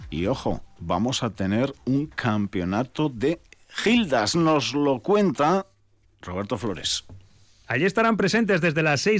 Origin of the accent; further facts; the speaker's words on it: Senegal; now in Vitoria, Spain; Yo soy de Senegal.